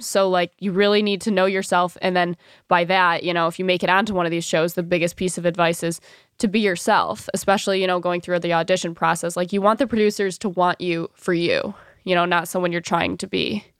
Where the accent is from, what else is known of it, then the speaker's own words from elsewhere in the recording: Birmingham, Michigan, United States; moved away as an adult; also born or lived in Mount Pleasant, Michigan / New York City; I grew up in Birmingham, Michigan